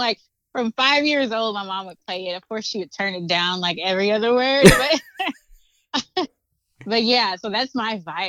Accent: Fort Worth, Texas, United States; also born or lived in Weatherford, Texas; I'm from I'm originally from Fort Worth. I grew up in Weatherford from the age of 12 up until graduating high school. So I'm from the DFW Metroplex, basically.

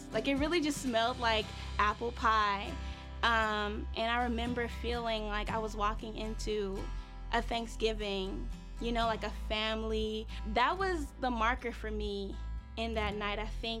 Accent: Chicago, Illinois, United States; I'm here to share a little bit about my story. So I'm from Chicago. I was raised on the South Side.

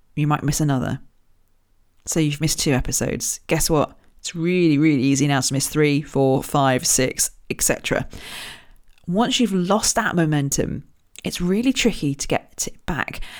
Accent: Royal Berkshire, South East England, United Kingdom; I was born in Royal Berkshire, just down the road from Windsor

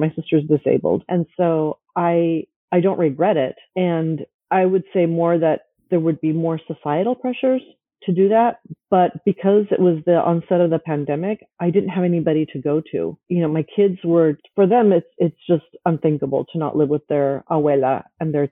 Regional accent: United States; I came into the United States at a very young age. So I grew up in the Latino culture, even though I was, you know, at home, I was a Latina

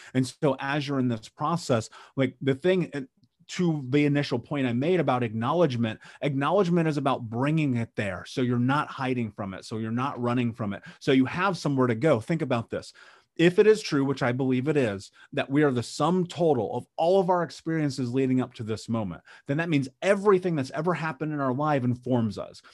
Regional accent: Indianapolis, Indiana, United States; I grew up in Indianapolis in the Midwest in, in America

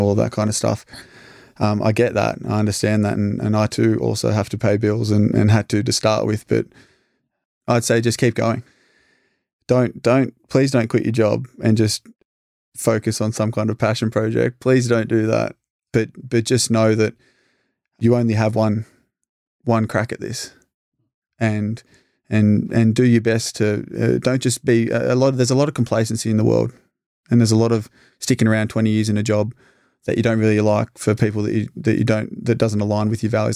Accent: Albury, New South Wales, Australia; her next door neighbor for five years growing up in East Albury.

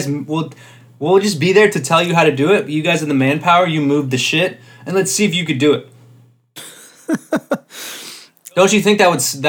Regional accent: United States; I'm an American and I go by the pound system.

